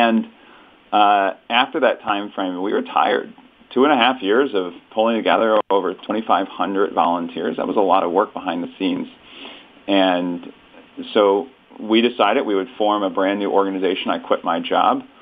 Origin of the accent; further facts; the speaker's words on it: St. Louis, Missouri, United States; I was born and raised in St. Louis, met my wife here, and we still live here in St. Louis, Missouri